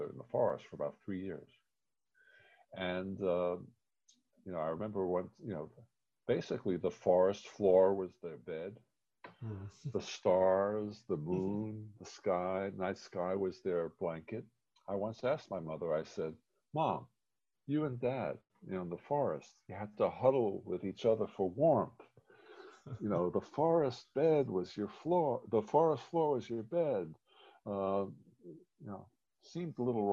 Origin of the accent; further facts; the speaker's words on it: New York City, New York, United States; also born or lived in Germany; I grew up on the Lower East Side in a walk-up tenement, in the Jewish Lower East Side.